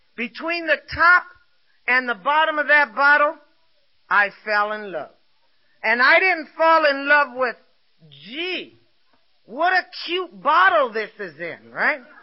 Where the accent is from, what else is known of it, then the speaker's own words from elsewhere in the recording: Los Angeles, California, United States; I was born and raised in East Los Angeles